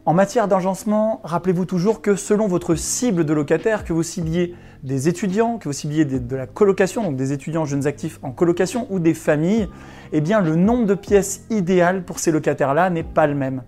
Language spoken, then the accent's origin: French; Chambéry, Auvergne-Rhône-Alpes, France; c'est la ville dont je suis originaire, la ville de Chambéry en Savoie, dans l'est de la France.